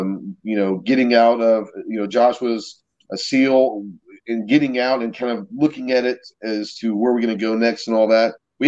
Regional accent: Dallas, Texas, United States; I grew up in Dallas, so, like, hunting wasn't a thing. I grew up in suburbia.

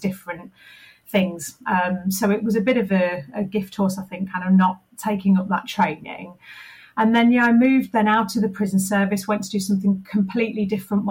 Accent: Leicester, East Midlands, United Kingdom; moved away as an adult; I moved back to my hometown of Leicester

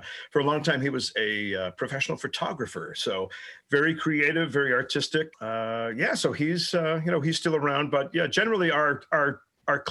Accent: Danvers, Massachusetts, United States; now in Buffalo, United States; I grew up in Danvers, Massachusetts

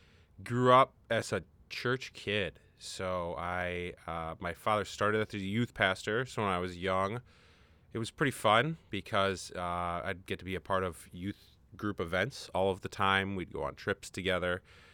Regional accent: Minnesota, United States; also born or lived in Pontiac, Michigan; I grew up in Minnesota.

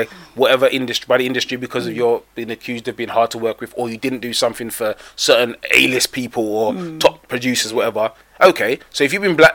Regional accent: England, United Kingdom; as an English person

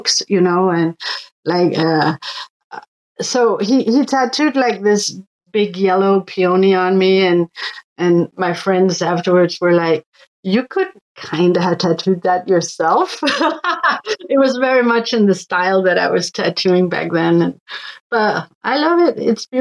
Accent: Northwest Greenland, Greenland; moved away; also born or lived in Denmark; I am from Northwest Greenland

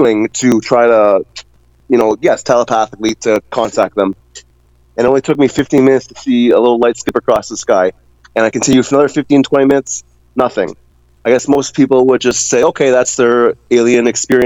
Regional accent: Mississauga, Ontario, Canada; I'm from Ontario. So we have that in common, Mississauga specifically.

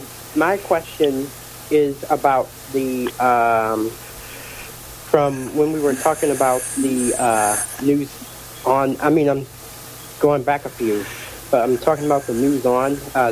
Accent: Cleveland, Ohio, United States; I'm from Cleveland.

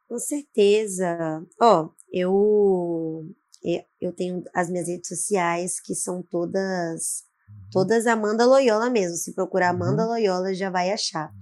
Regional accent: Vitória, Espírito Santo, Brazil; sou capixaba, Vitória, hum. Espírito Santo

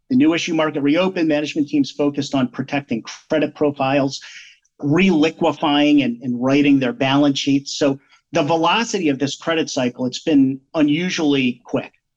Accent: Pennsylvania, United States; moved away as an adult; also born or lived in New England; now in Central Connecticut, United States; where I was raised in Pennsylvania

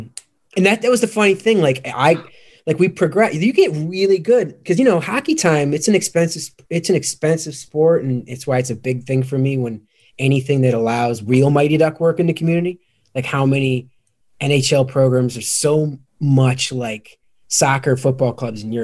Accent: outside of Chicago, Illinois, United States; I grew up outside of Chicago.

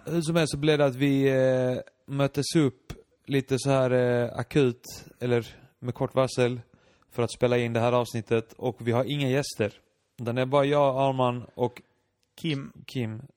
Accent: Iceland; now in Malmö, Sweden; jag var islänning

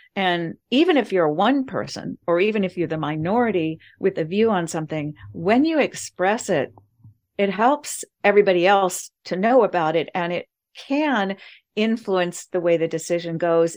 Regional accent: United States

